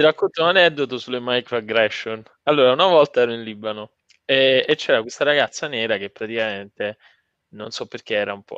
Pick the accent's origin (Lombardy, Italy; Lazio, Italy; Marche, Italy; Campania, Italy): Campania, Italy; Frattamaggiore; non mi andava molto bene di essere nato a fratta maggiore